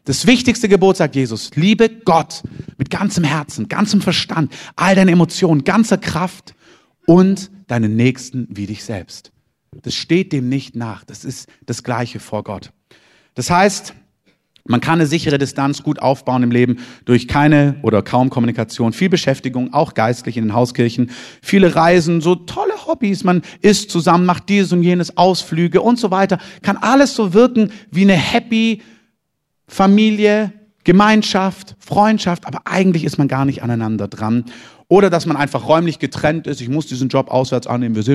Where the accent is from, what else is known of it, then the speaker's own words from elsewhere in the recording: Southern Germany, Germany; now in Berlin, Germany; Also ich bin Süddeutscher und wohne in Berlin, aber ich bin nicht von meinen Eltern geflohen.